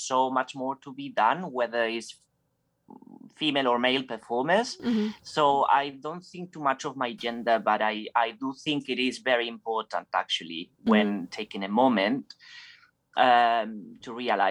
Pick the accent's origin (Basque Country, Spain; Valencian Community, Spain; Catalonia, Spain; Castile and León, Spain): Basque Country, Spain; moved away as an adult; also born or lived in San Sebastian; I come from Spain, from a region called Basque Country in the north. And that's where I started in my school